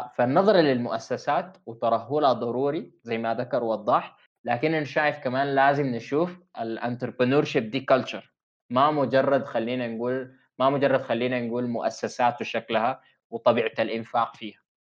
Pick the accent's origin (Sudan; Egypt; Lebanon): Sudan; عندنا في السودان